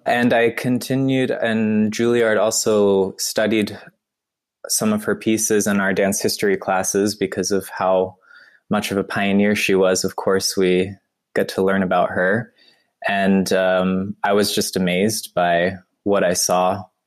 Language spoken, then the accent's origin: English; North Carolina, United States; moved away as an adult; also born or lived in Long Island, New York / Vermont / New York City; now in Wuppertal, Germany; I'm from the United States and I was born in New York, in Long Island, New York. And I also grew up in Vermont and North Carolina.